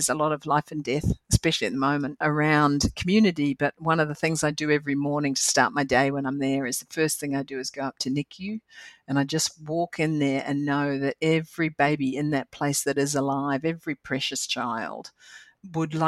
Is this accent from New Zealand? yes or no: yes; New Zealand; moved away as an adult; also born or lived in Bermuda; I'm a lucky Kiwi. So it comes from growing up in a land, you know, at a time where the government paid me to go to university